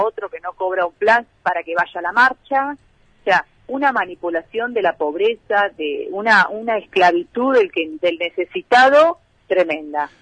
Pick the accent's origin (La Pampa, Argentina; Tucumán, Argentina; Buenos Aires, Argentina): Buenos Aires, Argentina; interior of Buenos Aires Province, Argentina; como bonaerense del interior